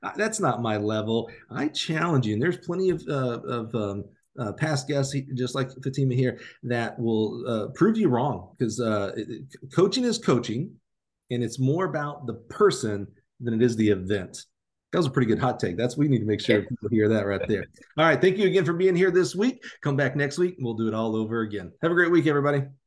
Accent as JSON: {"language": "English", "region": "Alabama", "country": "United States", "said": "I'm from Alabama"}